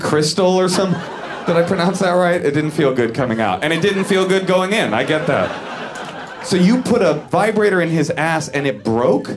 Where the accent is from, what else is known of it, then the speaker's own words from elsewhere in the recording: San Francisco, California, United States; I grew up in the San Francisco area